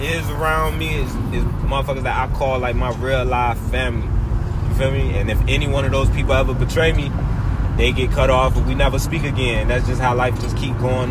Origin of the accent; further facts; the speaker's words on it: Florida, United States; now in Norfolk, United States; I was raised in Florida